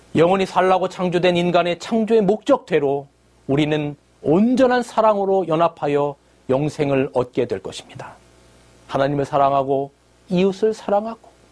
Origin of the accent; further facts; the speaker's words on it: South Korea; 저는 한국에서 왔다